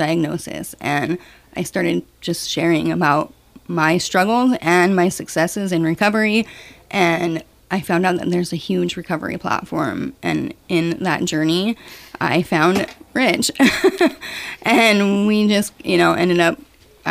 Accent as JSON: {"language": "English", "town": "Ketchikan", "region": "Alaska", "country": "United States", "tie": "born or raised there", "said": "we grew up in Ketchikan together"}